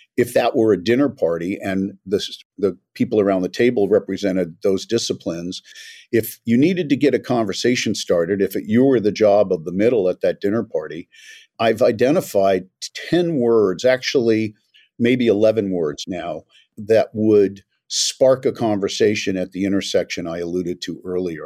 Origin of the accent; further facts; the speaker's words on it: Los Angeles, California, United States; also born or lived in New York; I was born in New York but grew up in Los Angeles